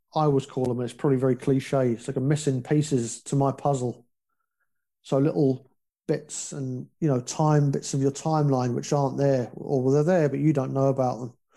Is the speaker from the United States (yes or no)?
no; United Kingdom; also born or lived in Northern Ireland; we're British